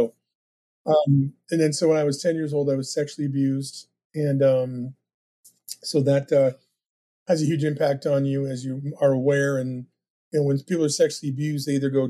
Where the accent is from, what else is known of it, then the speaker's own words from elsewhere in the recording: New Hampshire, United States; also born or lived in Brooklyn, New York; they moved from, you know, when I was born in Brooklyn to New Hampshire.